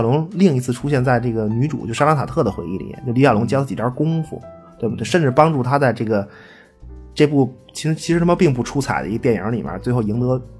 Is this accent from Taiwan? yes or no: no; China; 你伤害了我作为一个中国人中国人的这个民族自尊心啊！